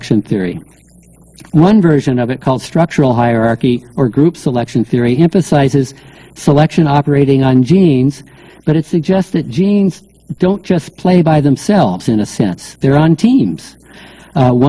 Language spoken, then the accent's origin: English; Northern California, United States; I grew up in Northern California